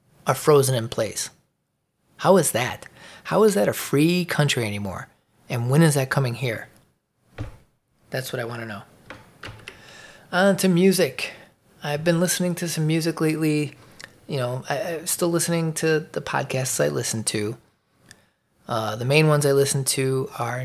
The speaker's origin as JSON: {"language": "English", "town": "Chicago", "region": "Illinois", "country": "United States", "said": "I'm from Chicago"}